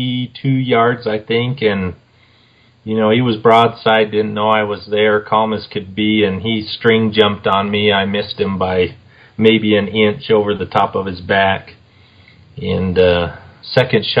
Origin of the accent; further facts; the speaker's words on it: St. Johns, Arizona, United States; also born or lived in Tucson, Arizona; I grew up in St. John's, Arizona, north of Springerville there